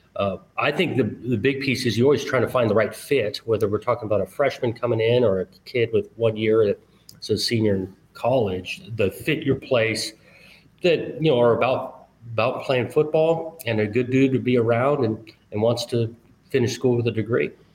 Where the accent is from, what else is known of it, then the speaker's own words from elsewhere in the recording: Southern California, United States; moved away as an adult; also born or lived in Pacific Northwest; now in Oregon, United States; growing up in Southern California